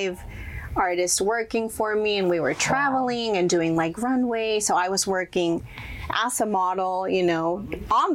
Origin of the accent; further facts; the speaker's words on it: Monterrey, Nuevo León, Mexico; first language Spanish; English is a second language; moved away as an adult; now in United States; I was born and raised in Monterrey, Mexico, and I started modeling when I was around 16 years old.